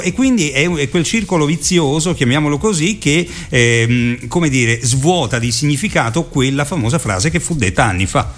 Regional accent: Rome, Lazio, Italy; moved away; anch'io sono romano trapiantato sì

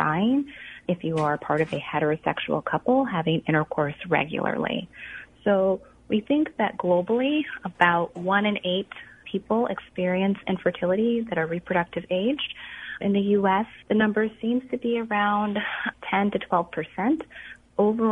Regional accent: Illinois, United States; I'm born and raised in Illinois, so this is home for me

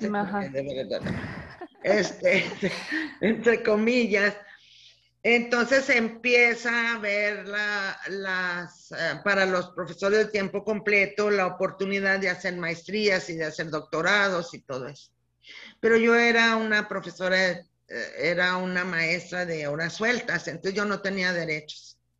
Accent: Casas Grandes, Chihuahua, Mexico; now in Ciudad Juárez, Mexico; yo nací aquí en Ciudad Juárez, hace como mil años, no te creas, en 1954. O sea que ahorita este año ya cumplo 67 años. Nací aquí en Juárez, toda la familia de mi papá aquí en Juárez, abuelos, abuela, todo, pero yo crecí en casas grandes

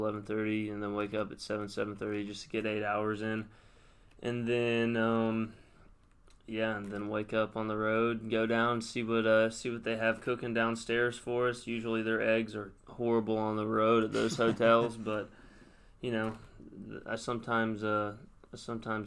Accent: Hillsboro High School and Brentwood High, Tennessee, United States; my freshman and sophomore year of high school, I went to Hillsboro High School

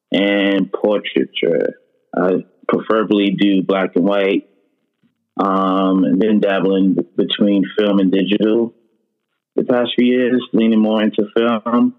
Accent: New York City, New York, United States; also born or lived in Los Angeles; Born and raised in New York City. Spent a few years in LA. Back in New York City as we speak now.

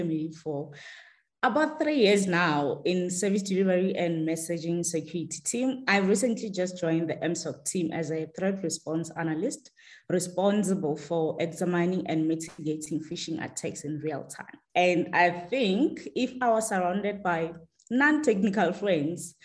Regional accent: Sansloot, Ramabusela, Limpopo, South Africa; I was born and grew up in a small village called Sansloot in Ramabusela in Limpopo

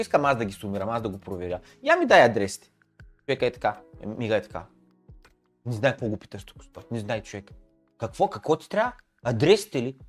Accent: Bulgaria; Всички сме бедни българи, човек. Ние сме в България

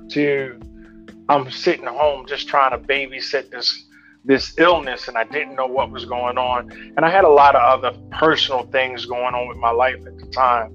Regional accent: Baltimore, Maryland, United States; I'm from Baltimore, Maryland

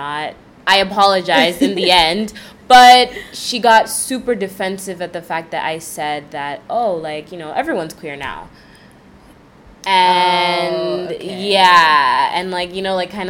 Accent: New York City, New York, United States; I grew up in New York City for practically my whole life

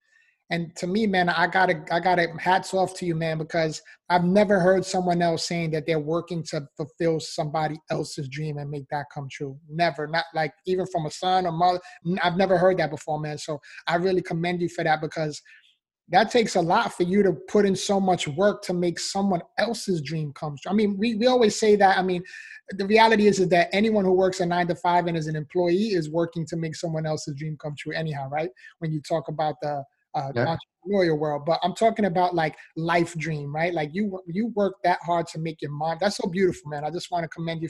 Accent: New York City, New York, United States; I was actually born and raised in the Bronx, New York

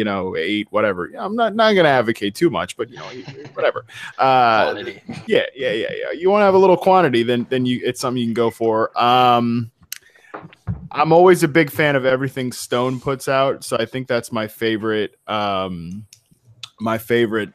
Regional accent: Virginia, United States; now in West Coast, United States; my home state

